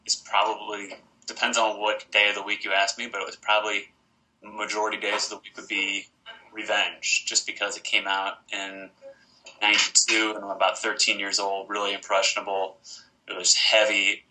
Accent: St. Louis, Missouri, United States; I am from St. Louis, Missouri. I've lived here my whole life

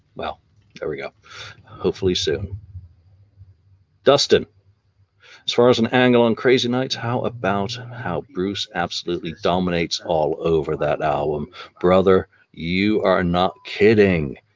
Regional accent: England, United Kingdom; even as an Englishman

